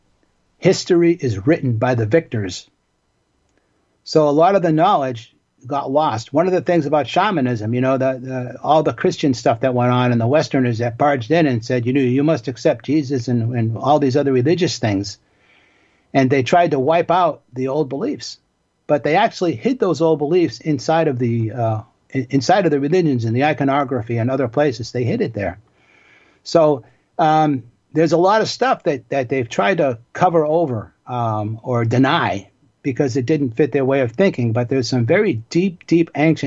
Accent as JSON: {"language": "English", "town": "Boston", "region": "Massachusetts", "country": "United States", "tie": "born or raised there", "said": "I grew up in Boston in the neighborhood of Dorchester"}